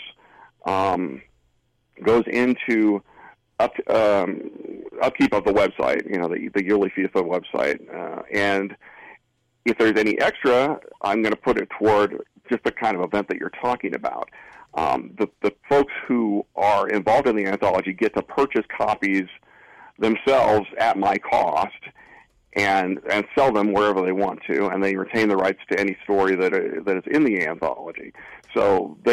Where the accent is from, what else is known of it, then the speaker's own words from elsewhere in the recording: Fresno, California, United States; moved away as an adult; also born or lived in San Luis Obispo; I had moved to San Luis Obispo from my hometown, Fresno, and I was missing Fresno